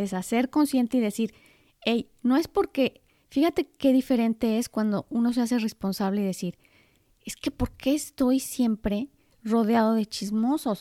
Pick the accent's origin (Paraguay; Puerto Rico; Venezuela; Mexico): Mexico; yo soy mexicana.